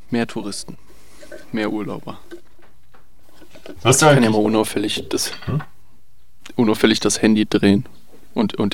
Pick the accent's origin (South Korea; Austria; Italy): South Korea; German is a second language; Ich meine, du musst dir halt vorstellen, groß sein an sich als Koreaner ist schon eine Sache.